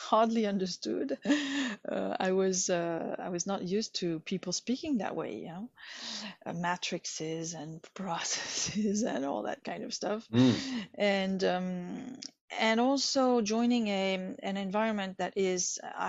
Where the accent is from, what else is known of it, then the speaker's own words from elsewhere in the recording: Bordeaux, Nouvelle-Aquitaine, France; moved away as an adult; also born or lived in Vietnam; I studied in France in my hometown, Bordeaux, political science